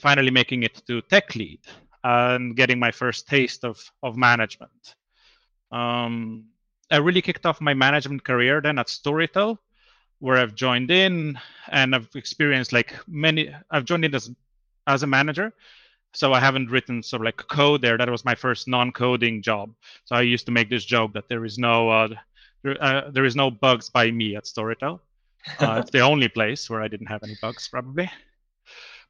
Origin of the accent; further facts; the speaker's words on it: Slovenia; moved away as an adult; now in Sweden; I'm originally from Slovenia, but I've been in Sweden now for over 10 years